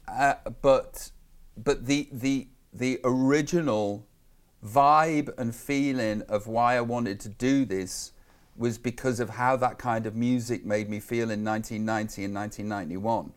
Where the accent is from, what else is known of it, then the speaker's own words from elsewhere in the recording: Stoke-on-Trent, West Midlands, United Kingdom; I'm just from Tunstall in Stoke on Trent